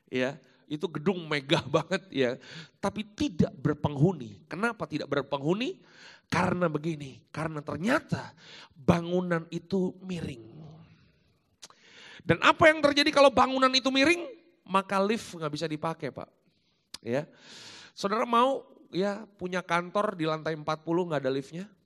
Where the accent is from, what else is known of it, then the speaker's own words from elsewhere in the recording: Jakarta, Indonesia; also born or lived in Malang; saya lahir dan besar di Jakarta tapi saya uh, dewasa di Malang di Jawa uh, Timur